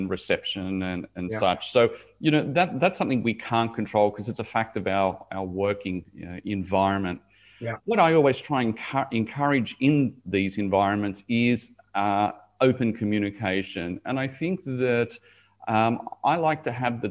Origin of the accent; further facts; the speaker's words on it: Sydney, New South Wales, Australia; moved away as an adult; also born or lived in Dubai / Middle East / Asia; now in Gold Coast, Australia; Originally, I was from Sydney, Dubai, 12 years. Now I'm back in Australia, living on the Gold Coast